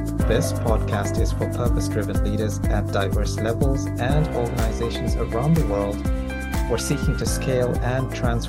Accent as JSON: {"language": "English", "town": "Toronto", "region": "Ontario", "country": "Canada", "lives_now": "United Kingdom", "said": "I'm based here in the UK. I'm from Toronto"}